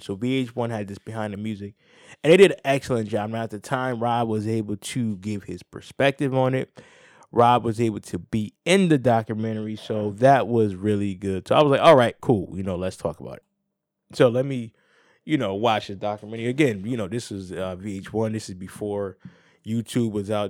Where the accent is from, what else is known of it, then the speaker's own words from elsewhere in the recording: New Haven, Connecticut, United States; I'm from New Haven